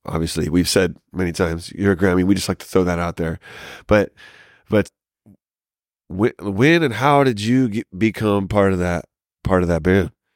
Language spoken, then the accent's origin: English; Lafayette, Louisiana, United States; moved away; also born or lived in South Carolina; I grew up mostly in Lafayette